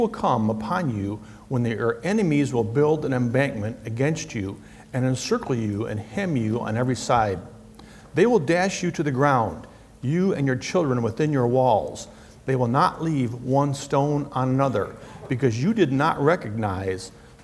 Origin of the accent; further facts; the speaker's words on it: Michigan, United States; I grew up in Michigan